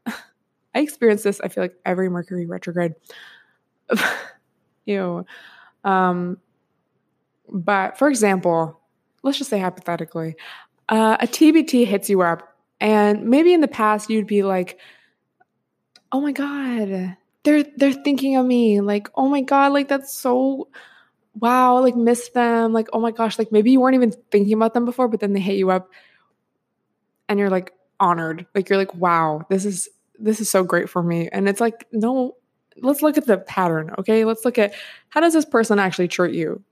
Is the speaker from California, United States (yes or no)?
no; Washington, United States; moved away; I grew up in Washington State, so, like, West Coast gang